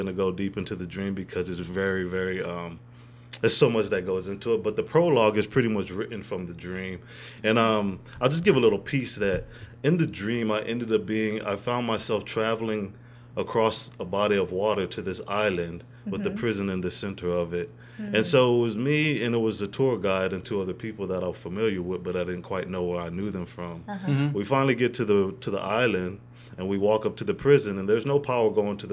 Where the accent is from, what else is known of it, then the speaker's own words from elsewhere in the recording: San Antonio, Texas, United States; also born or lived in Mojave, California; My dad was in the Air Force, so we went around a couple of places, but we ended up here. So I've been, pretty much I was raised here